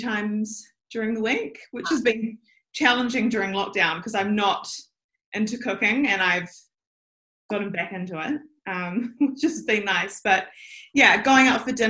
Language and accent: English; Auckland, New Zealand; I am born and raised in Auckland